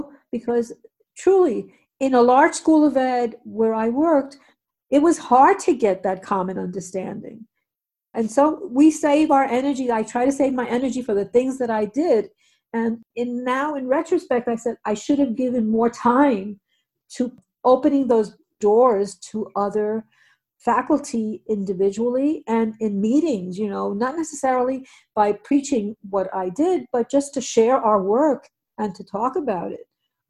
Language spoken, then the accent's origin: English; Puerto Rico; born there; I was born in Puerto Rico. Most of my friends when I was growing up were Jewish.